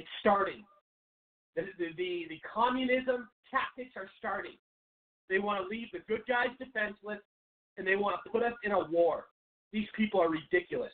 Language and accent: English; Seattle, Washington, United States; moved away as an adult; now in Phoenix, United States; I've lived in Arizona for about 7 years now, but I'm originally from Seattle.